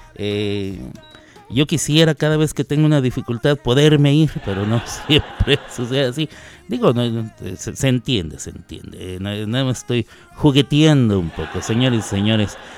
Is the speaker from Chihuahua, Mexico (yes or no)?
yes; Chihuahua, Mexico; moved away; soy mexicano, mexicano, nacido allí en la ciudad de Chihuahua, o como dirían en mi tierra, en Chihuahua, Así es. Chihuahua capital